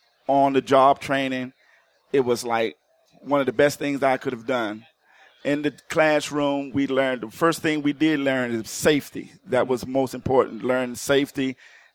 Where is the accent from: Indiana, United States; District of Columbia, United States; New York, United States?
District of Columbia, United States; Washington; I'm originally from Washington, D.C.